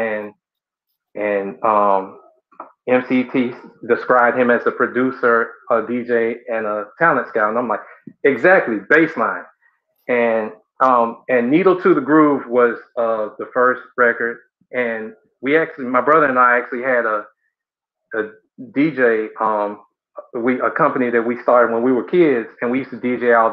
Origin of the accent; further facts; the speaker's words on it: College Park, Georgia, United States; from Atlanta, the College Park, Georgia area, a little bit south of the city